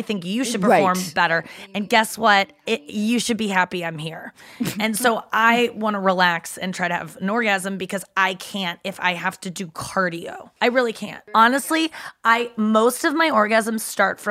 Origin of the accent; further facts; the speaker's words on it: St. Louis, Missouri, United States; also born or lived in Cincinnati, Ohio; Spent most of my childhood in St. Louis.